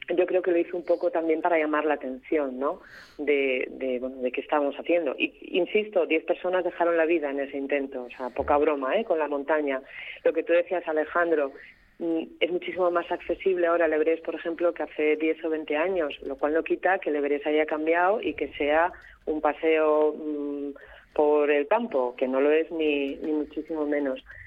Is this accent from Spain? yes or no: yes; Gijón, Asturias, Spain; los que nacemos por ejemplo, los que somos de Gijón o de la zona de costa a nivel del mar